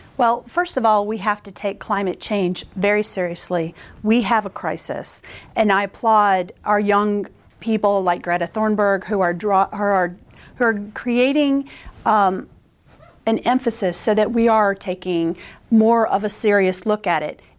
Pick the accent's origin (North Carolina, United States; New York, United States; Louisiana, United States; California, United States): North Carolina, United States; I grew up in North Carolina